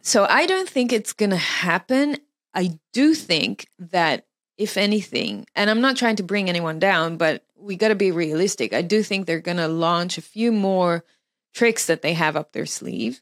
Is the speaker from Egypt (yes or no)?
no; Israel; moved away as an adult; also born or lived in Melbourne, Australia; I was born in Israel. I lived in Israel until I was 21 when I moved to Australia for six years